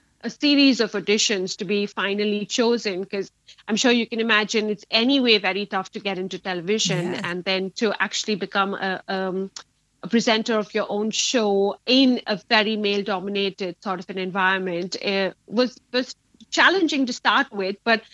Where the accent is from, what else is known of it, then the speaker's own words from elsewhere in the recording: Mumbai, Maharashtra, India; moved away as an adult; now in Leeds, United Kingdom; I was born in Bombay, in Mumbai now, raised in India, and I relocated to Leeds about 5 years back.